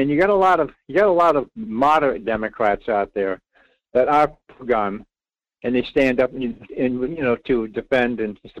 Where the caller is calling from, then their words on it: Rhode Island, United States; Well, I'm …. … in Rhode Island.